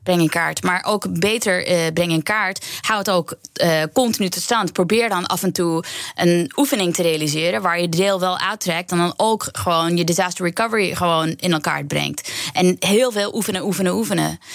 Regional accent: New York, United States; moved away as an adult; also born or lived in Queens; now in Netherlands; ik ben opgegroeid in Amerika, pas naar Nederland gekomen toen ik 24 was

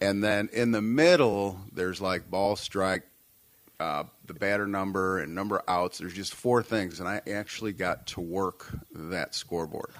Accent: St. Louis, Missouri, United States; moved away as an adult; also born or lived in Springfield, Illinois / Michigan; now in Douglas, United States; Born and raised in St. Louis, Missouri

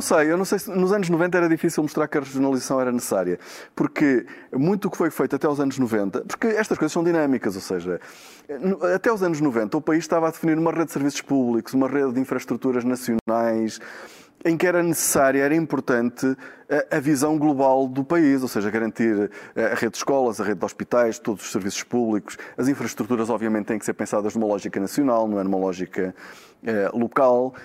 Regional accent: Braga, Norte, Portugal; eu sou de Braga

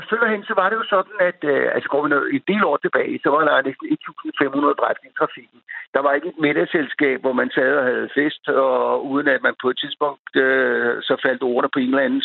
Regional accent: Denmark; vi gennemgående som danskere kører jo rimelig pænt

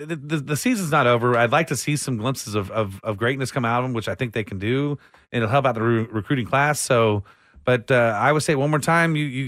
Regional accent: Austin, Texas, United States; I was born and raised in Austin.

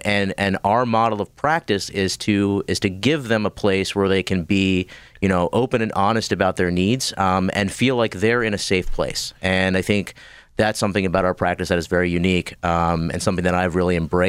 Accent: State College, Pennsylvania, United States; So I grew up in Central PA, State College. Went to LECOM in Erie for med school. Moved here to Pittsburgh for a couple years to do my clinical rotations at the hospitals here.

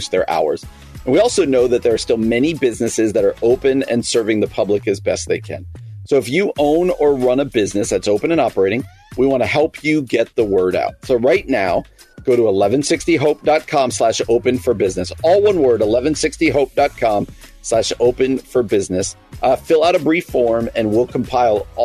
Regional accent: New Jersey, United States; moved away; my home state of New Jersey

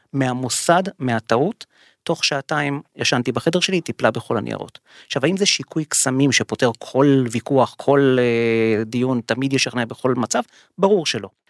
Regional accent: Israel

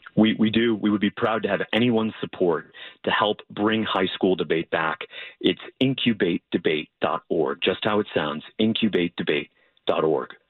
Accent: Florida, United States; my home state of Florida

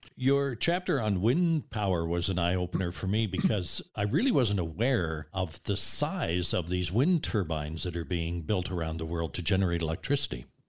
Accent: Nova Scotia, Canada; now in British Columbia, Canada; Growing up in Nova Scotia in the seventies

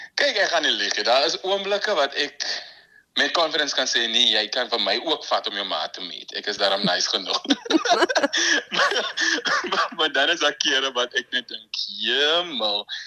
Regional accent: Malmesbury, Western Cape, South Africa; also born or lived in Stellenbosch; Ek is van Mamasbury.

